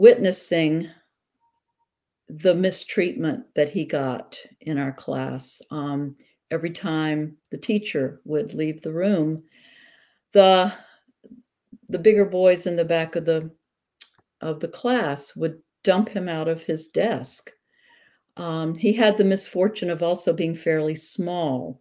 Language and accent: English; the South, United States; I grew up during segregation in the South